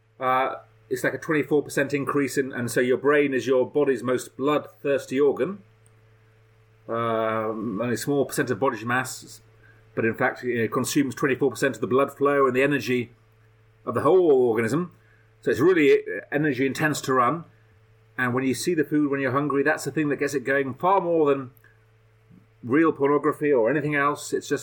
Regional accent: Leeds, Yorkshire and the Humber, United Kingdom; When I was a kid growing up in Leeds

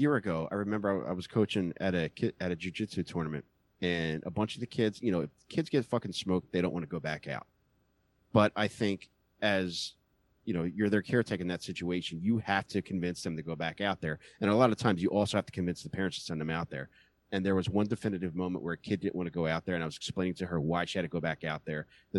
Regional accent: Upper Darby, Pennsylvania, United States; Upper Darby.

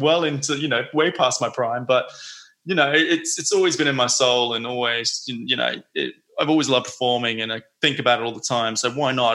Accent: North Queensland, Australia; moved away as an adult; also born or lived in Sydney, Australia; now in London, United Kingdom; I'm from North Queensland

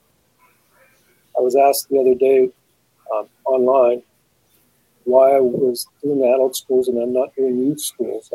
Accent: Saskatchewan, Canada; I come from Saskatchewan, so a lot of my experience is obviously Saskatchewan-based

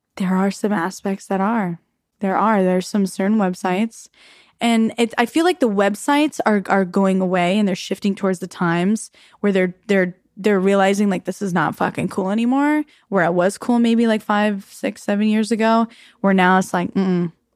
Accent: Arizona, United States; I grew up in Arizona

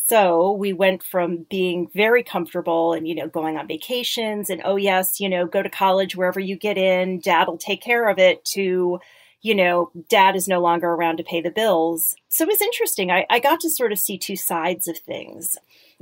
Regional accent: Connecticut, United States; I grew up in Connecticut. I grew up in a suburb.

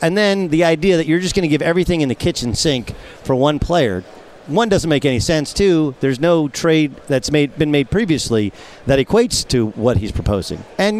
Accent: Orange County, Southern California, United States; I grew up in Southern California, Orange County to be exact

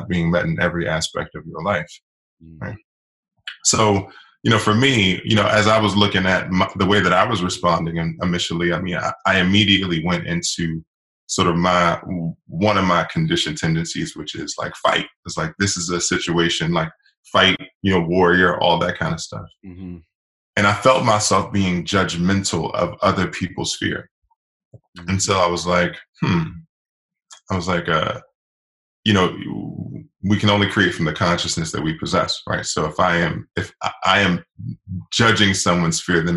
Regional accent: Washington, District of Columbia, United States; I'm originally from Washington, D.C.

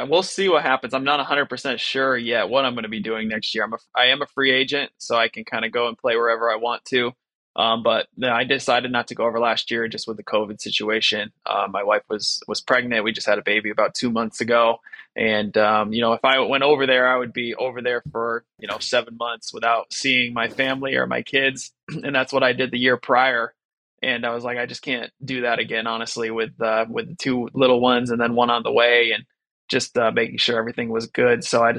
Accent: United States; growing up in America and then going over to a country like China

